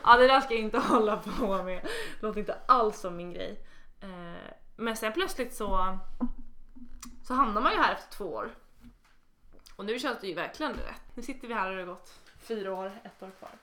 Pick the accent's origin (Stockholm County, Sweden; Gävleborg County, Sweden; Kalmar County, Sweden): Stockholm County, Sweden; Stockholm; jag kommer från Stockholm